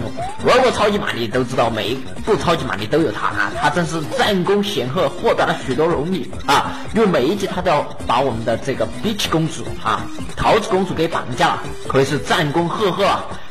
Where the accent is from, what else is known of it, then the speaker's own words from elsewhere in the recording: China; 我们中国人口这么多啊，很多人就没有做到有信而无诈。